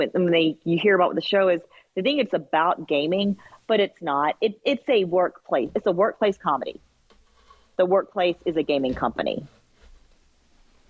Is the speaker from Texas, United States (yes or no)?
no; Georgia, United States; I'm from Georgia